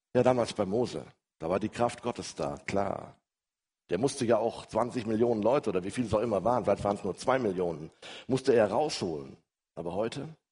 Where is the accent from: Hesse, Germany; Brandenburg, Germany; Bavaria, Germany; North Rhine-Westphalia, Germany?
North Rhine-Westphalia, Germany; Ruhr area; wie man so bei uns im Ruhrgebiet sagt